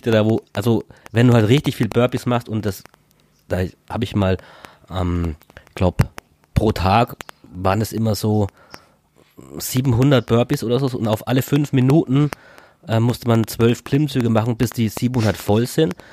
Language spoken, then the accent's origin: German; Würzburg, Bavaria, Germany; dann haben wir halt gemerkt, okay, Mensch, wir kommen ja beide aus Würzburg